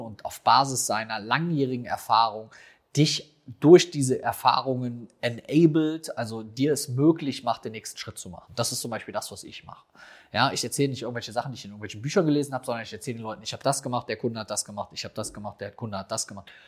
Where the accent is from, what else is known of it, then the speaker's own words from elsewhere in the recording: Rhineland, Germany; bei uns im Rheinland